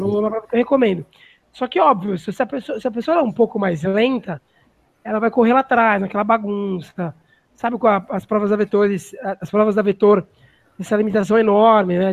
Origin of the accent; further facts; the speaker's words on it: São Paulo, Brazil; eu sou de São Paulo